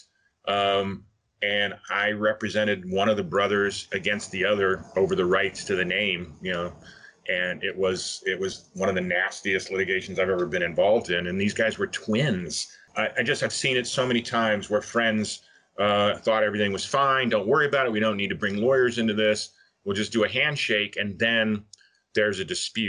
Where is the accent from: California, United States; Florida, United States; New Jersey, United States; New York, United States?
Florida, United States; Miami; moved away as an adult; now in Los Angeles, United States; I'm from Miami, actually, but I came out to LA just to sort of make a big move, you know, geographically and figuratively, I guess, from Florida